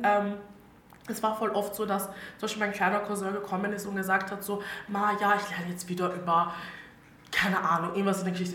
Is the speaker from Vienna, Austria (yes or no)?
no; Styria, Austria; accent: Styrian; ich bin aus der Steiermark und ich rede ab und zu eh steirisch